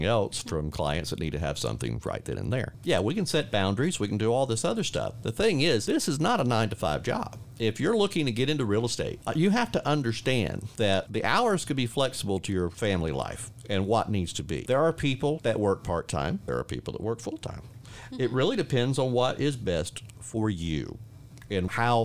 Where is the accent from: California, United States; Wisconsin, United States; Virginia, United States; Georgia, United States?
Georgia, United States; Warner Robins; now in Panama City Beach, United States; I'm originally from Warner Robins, Georgia